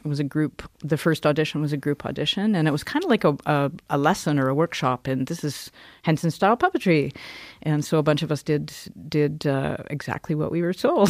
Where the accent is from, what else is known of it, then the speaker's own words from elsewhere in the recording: Cranbrook, British Columbia, Canada; also born or lived in Kimberley; I grew up in Cranbrook. I was born in Kimberley. I grew up in Cranbrook